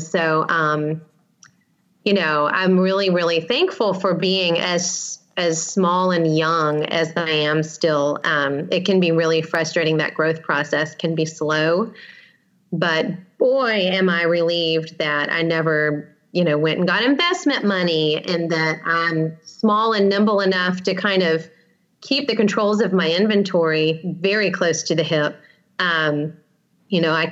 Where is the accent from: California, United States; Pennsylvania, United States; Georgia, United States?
Georgia, United States; Atlanta; moved away as an adult; now in Savannah, United States; We are from Atlanta